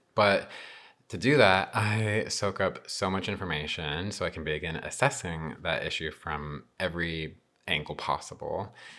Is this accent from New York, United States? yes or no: no; Albuquerque, New Mexico, United States; I was born and raised in New Mexico, uh, specifically the Albuquerque metro area.